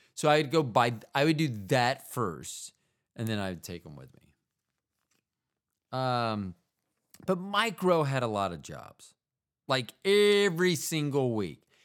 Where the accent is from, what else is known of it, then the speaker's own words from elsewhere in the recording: United States; as an American